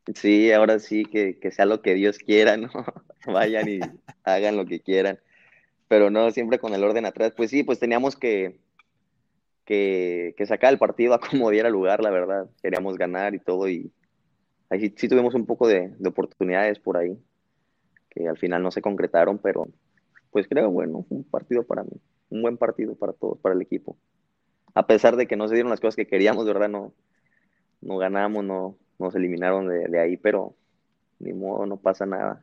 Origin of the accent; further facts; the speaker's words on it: Guadalajara, Jalisco, Mexico; moved away as an adult; now in Belgium; soy de Guadalajara